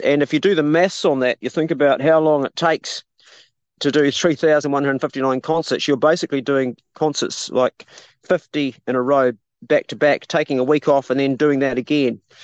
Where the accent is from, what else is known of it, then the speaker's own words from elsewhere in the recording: Abel Tasman National Park, New Zealand; I grew up in the Abel Tasman National Park when I was five, when my dad was a ranger